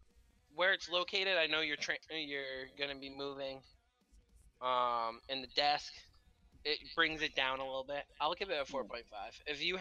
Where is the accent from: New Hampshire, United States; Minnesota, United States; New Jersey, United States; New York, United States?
New Hampshire, United States; I'm from New Hampshire.